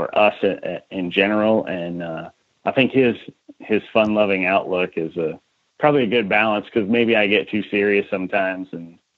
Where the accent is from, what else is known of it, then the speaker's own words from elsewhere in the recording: Iowa, United States; moved away as an adult; I was born and raised in Iowa, went to college there, so I was there forever